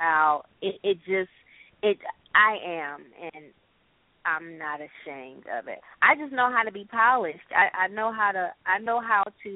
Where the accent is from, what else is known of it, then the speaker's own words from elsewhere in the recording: Rockford, Illinois, United States; I grew up in Rockford.